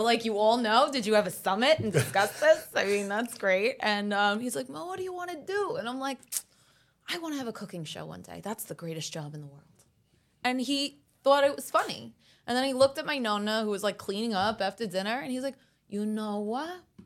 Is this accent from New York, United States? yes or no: yes; New York City, New York, United States; first language Italian; English is a second language; Italian's my first language, actually. I didn't learn English here until I was five